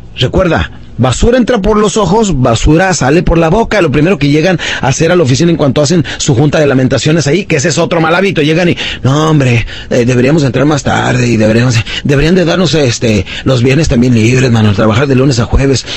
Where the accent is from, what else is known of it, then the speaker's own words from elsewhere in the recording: Ciudad Juárez, Chihuahua, Mexico; also born or lived in Hidalgo del Parral, Chihuahua; yo crecí en, eh, en Ciudad Juárez, Chihuahua, nací en un pueblito de Chihuahua que se llama Parral, Parral, Chihuahua, y crecí de los siete años en adelante